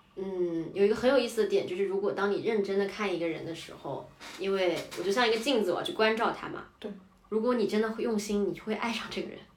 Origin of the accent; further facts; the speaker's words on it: Hangzhou, Zhejiang, China; moved away as an adult; also born or lived in London; now in Beijing, China; 我十八岁之后就没有长期在杭州生活过